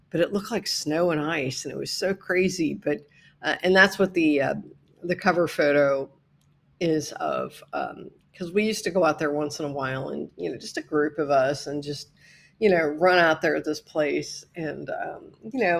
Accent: Midwest, United States; And as a Midwesterner, it was so weird for me

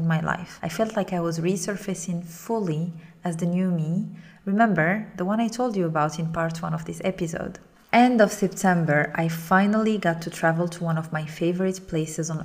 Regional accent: Morocco; moved away; reconnecting with my home country, Morocco

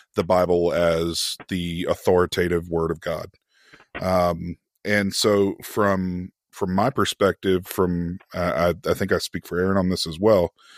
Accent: United States; being an American

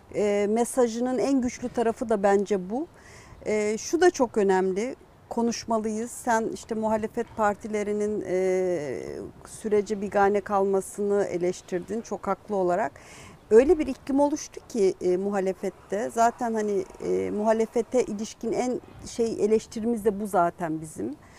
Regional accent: Kurdistan, Turkey; first language Kurdish; Turkish is a second language; Biz iki ateş arasında e, kalan bir Kürt halkı vardı işte 80'lerde 90'larda.

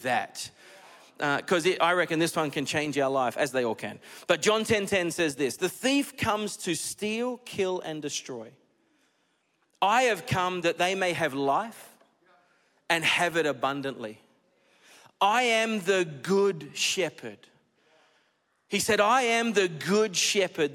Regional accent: Australia; also born or lived in United States; I'm Australian

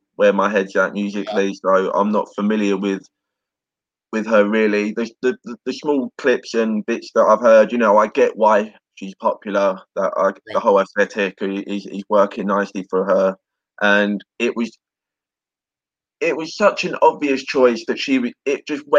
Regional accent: United Kingdom; I'm British

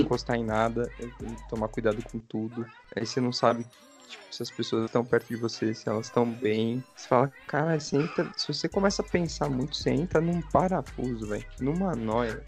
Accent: São Paulo, Brazil; eu sou da Zona Leste

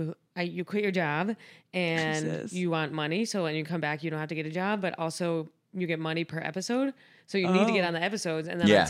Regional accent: Buffalo, New York, United States; moved away as an adult; now in New York City, United States; I'm from Buffalo

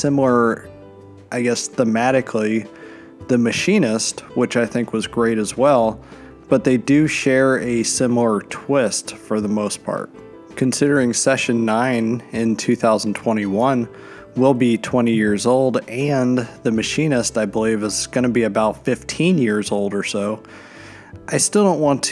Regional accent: Pennsylvania, United States; moved away; I'm from Pennsylvania originally

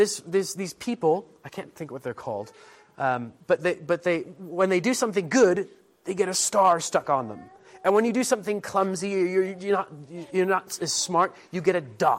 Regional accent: United States; moved away as an adult; now in England; I have some English heritage and a little bit of culture, but mostly I'm American and French and other stuff

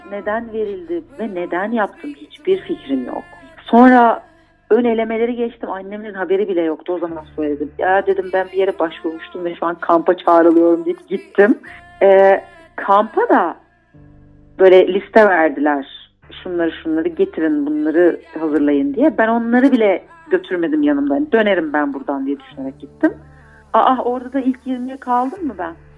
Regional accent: Istanbul, Turkey; Bağdat Caddesi'nde büyüdüm

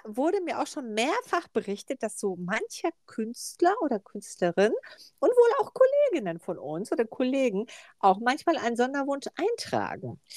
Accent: Ahlen, North Rhine-Westphalia, Germany; ich komme ja aus Ahlen.

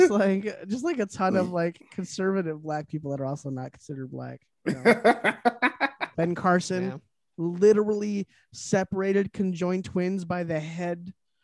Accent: Ireland; you know, I'm Irish and I find that very offensive

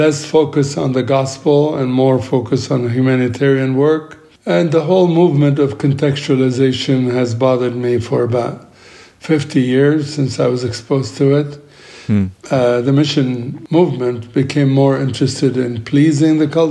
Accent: Tripoli, North Governorate, Lebanon; I grew up in Lebanon, where I am right now, and was raised up as a Greek Orthodox in a Muslim city of Tripoli in Lebanon.

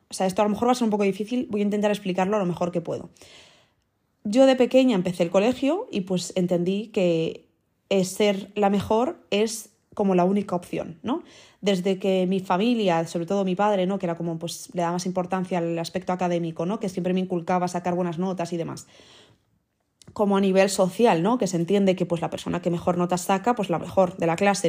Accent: Madrid, Community of Madrid, Spain; also born or lived in Netherlands / United States; yo soy de aquí, o sea, yo he crecido aquí, digamos, entre comillas, con cuatro años es como si hubiese nacido aquí toda la vida

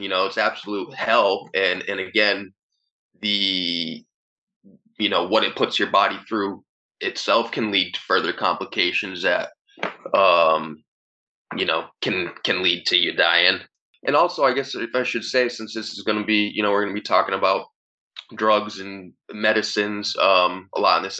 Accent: Easthampton, Massachusetts, United States; also born or lived in Northampton, Massachusetts / Holyoke, Massachusetts; the town I grew up in, East Hampton

